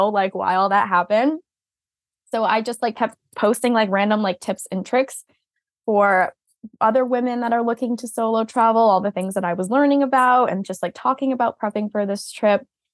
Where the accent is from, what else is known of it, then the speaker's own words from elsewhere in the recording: Massachusetts, United States; moved away as an adult; I grew up in Massachusetts, born and raised